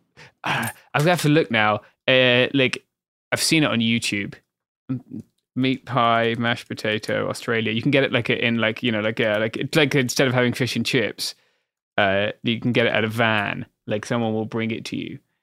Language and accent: English; United Kingdom; as a British person